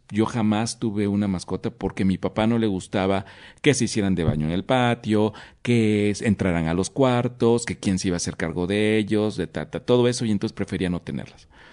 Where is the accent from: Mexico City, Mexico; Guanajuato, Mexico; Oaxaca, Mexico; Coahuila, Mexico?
Oaxaca, Mexico; como buen oaxaqueño